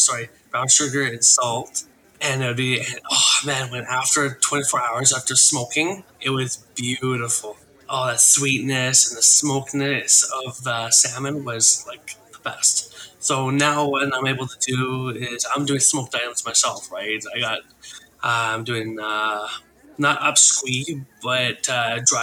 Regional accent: Little Qualicum River, British Columbia, Canada; now in Port Alberni, Canada; I am Coast Salish from Little Qualcomm River

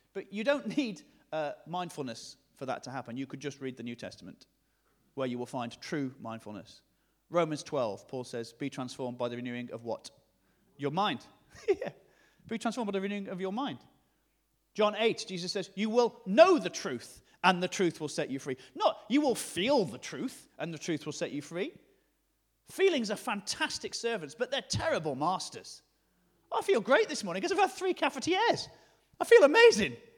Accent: the north of England, United Kingdom; accent: generic northern; my generic northern accent

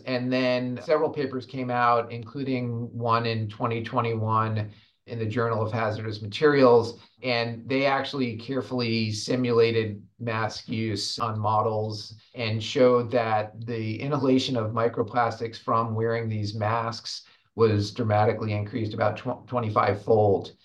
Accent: Rhode Island, United States; my home state of Rhode Island

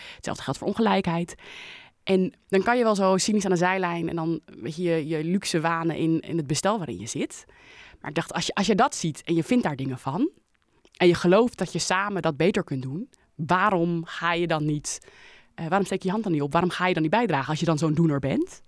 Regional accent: Leiden, South Holland, Netherlands; in Leiden woon ik, mijn leven al

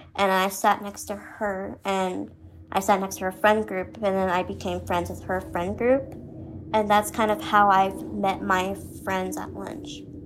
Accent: Phoenix, Arizona, United States; I'm from Phoenix, Arizona

